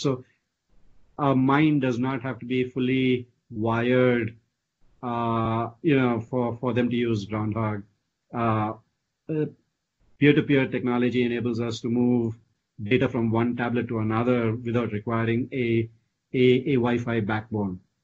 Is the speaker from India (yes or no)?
yes; India; moved away as an adult; also born or lived in Austin, Texas / San Francisco Bay Area; now in United States; I grew up in India, uh, you know, studied in India all the way through my college, and then came here, you know, way back in 1998.